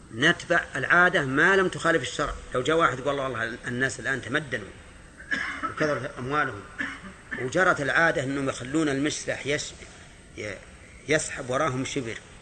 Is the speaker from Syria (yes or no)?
no; Najd, Saudi Arabia; نحن من أهل نجد